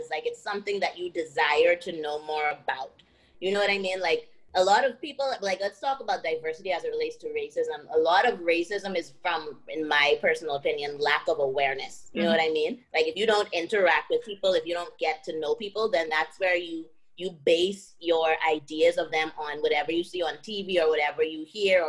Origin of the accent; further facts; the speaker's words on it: Bahamas; moved away as an adult; I came from the Bahamas, you know, the Bahamas is black and white